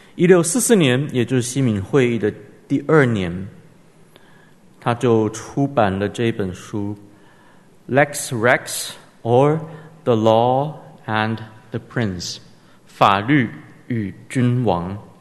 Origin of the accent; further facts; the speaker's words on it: Taiwan; 在台湾 我，我们从小，从我这一代吧，我是一九八一年出生的，民国七十年出生的